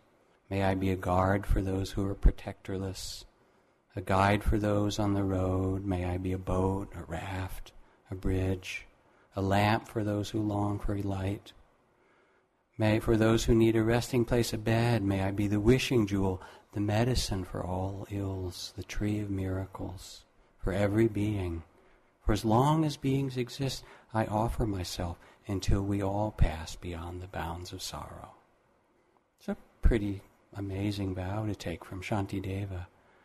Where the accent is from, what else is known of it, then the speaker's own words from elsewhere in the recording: Massachusetts, United States; when I grew up in Massachusetts